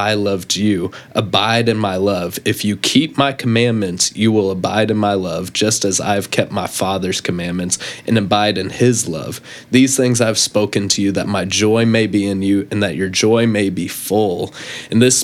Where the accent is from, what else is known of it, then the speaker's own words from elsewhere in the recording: Cypress, Texas, United States; I hail from Cypress, Texas, just a little bit northwest of here. You can find my hood over there. Shout out Langham Creek